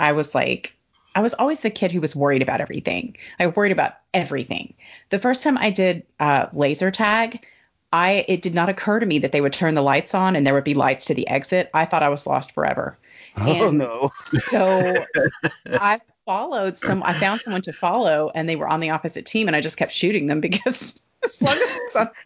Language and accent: English; the South, United States; as a Southerner